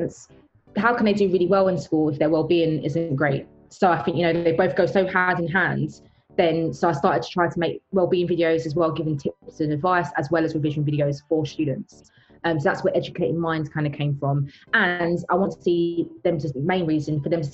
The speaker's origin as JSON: {"language": "English", "country": "United Kingdom", "tie": "born or raised there", "said": "I'm British, even though I'm black, I was born here"}